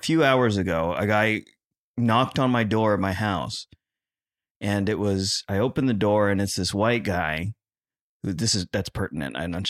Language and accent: English; Philippines; I'm Filipino. And we are the Hispanics of the East.